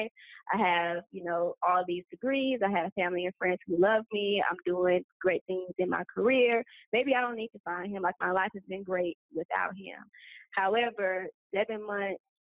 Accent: Atlanta, Georgia, United States; moved away as an adult; now in Cairo, Egypt; I am from Atlanta, Georgia, but I currently live in Cairo, Egypt

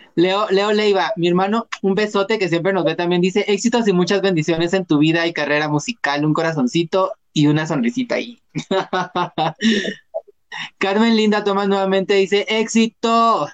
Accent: Guatemala; yo me considero guatemalteco

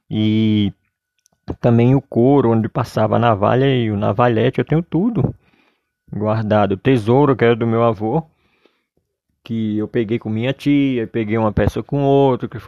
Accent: Solânea, Paraíba, Brazil; Sou paraibano, de Solânia, Paraíba. E minha família residia numa cidade chamada Arara.

